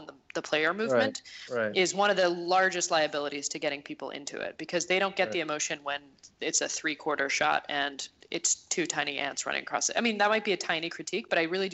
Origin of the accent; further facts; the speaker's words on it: Montreal, Quebec, Canada; my hometown of Montreal